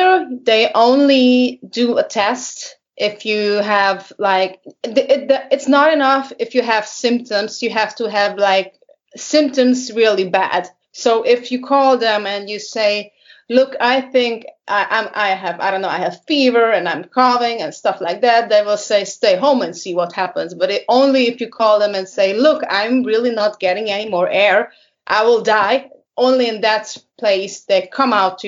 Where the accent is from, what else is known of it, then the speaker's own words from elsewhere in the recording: Budapest, Hungary; also born or lived in Germany; I lived a couple of years in Germany, but I moved back to my hometown, Budapest, which is the capital of Hungary